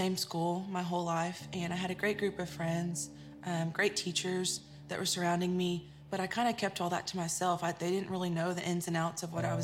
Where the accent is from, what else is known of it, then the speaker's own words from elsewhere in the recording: Central Texas, United States; I was born in Central Texas to a single mom who was working graveyard at the time.